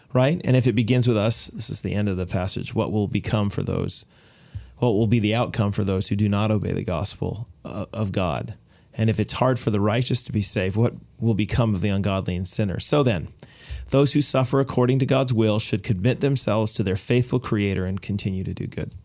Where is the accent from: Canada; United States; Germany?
United States; I'm an American. My mother was Canadian